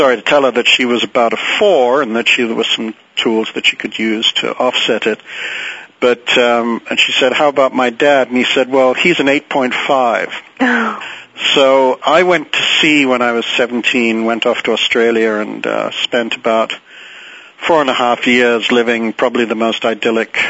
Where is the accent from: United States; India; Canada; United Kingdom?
United Kingdom; England; moved away; I grew up in England and went off to boarding school when I was 7 and was there 10 years